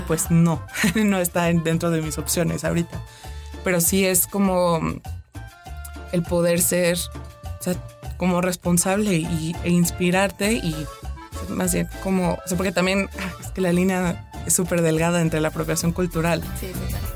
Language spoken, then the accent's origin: Spanish; Mexico; nosotros mismos como mexicanos